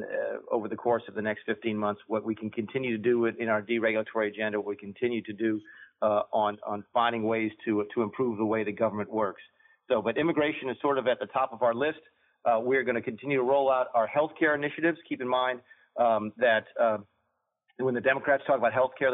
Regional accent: South Carolina, United States; I'm from South Carolina

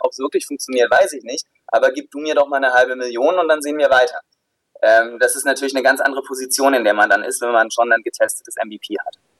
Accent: Southern Germany, Germany; also born or lived in Pforzheim / Stuttgart; ich komme aus dem Süden der Republik

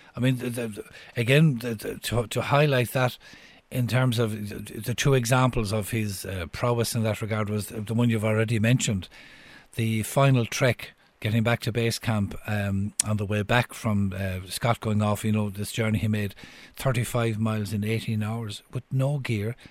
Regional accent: Cork, Munster, Ireland; moved away; I'm from Cork originally

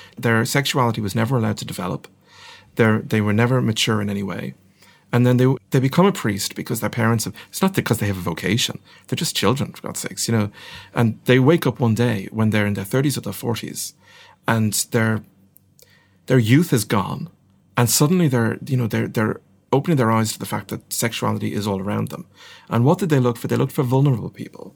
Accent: Ireland; I'm not ashamed to be Irish. I'm very proud to be Irish.

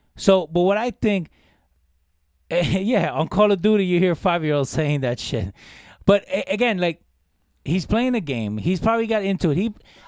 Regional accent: Jersey City, New Jersey, United States; I grew up in Jersey City

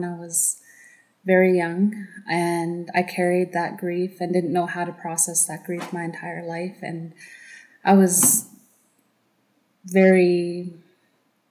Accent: Tache, British Columbia, Canada; I come from Plaz Dan, which is Tache, BC

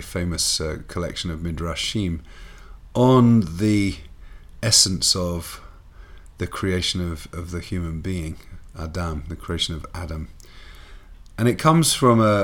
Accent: England, United Kingdom; Growing up in England

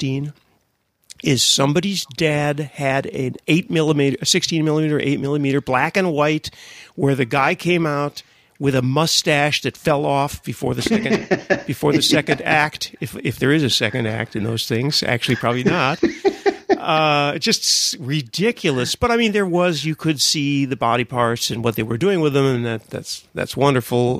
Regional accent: United States; I grew up in America, too

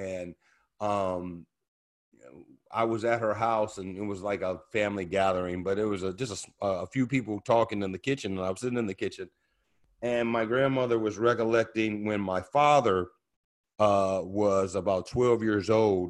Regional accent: Oakland, California, United States; growing up in Oakland, you know, Oakland was one of the more integrated cities in America to grow up in the 70s.

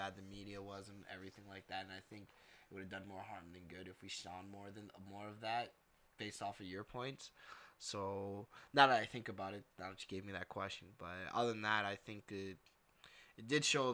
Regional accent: Canada; I'm Canadian

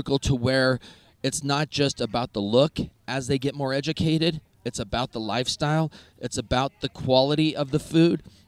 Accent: United States; I'm from America

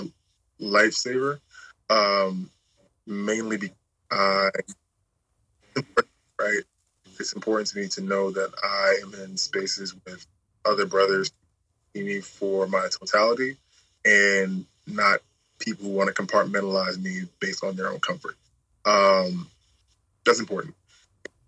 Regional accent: New York City, New York, United States; I'm from Brooklyn, New York

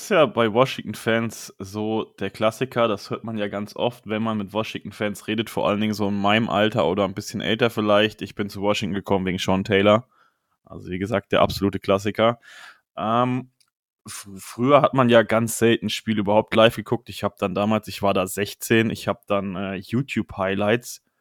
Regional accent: Hesse, Germany; Ich komme aus der Nähe von Marburg. Der ein oder andere kriegt das vielleicht immer mal mit, bei, wie ich rede oder auch bei der Begrüßung.

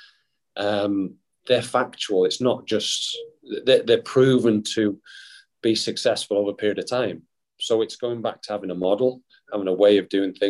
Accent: Wales, United Kingdom; being from my hometown, being Welsh

